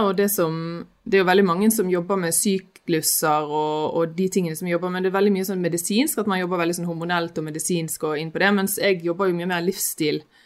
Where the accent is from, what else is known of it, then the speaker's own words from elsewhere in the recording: Sotra, Bergen, Vestland, Norway; moved away as an adult; now in Oslo, Norway; jeg er jo bergenser, jeg er fra Sotra